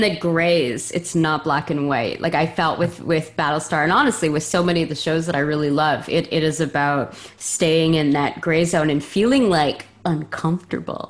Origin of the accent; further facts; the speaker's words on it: Montreal, Quebec, Canada; now in Vancouver, Canada; I'm from Montreal